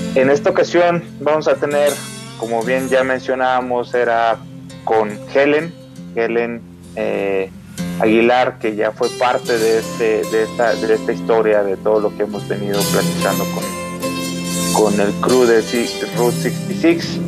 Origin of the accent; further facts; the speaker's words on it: Mexico City, Mexico; now in Aguascalientes, Mexico; también soy chilango, llegué a radicar, como ustedes saben, aquí a Aguascalientes